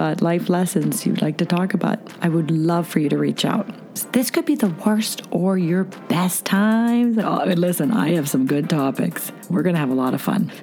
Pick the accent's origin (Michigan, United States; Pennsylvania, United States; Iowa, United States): Pennsylvania, United States; Pittsburgh; I'm a Pittsburghese girl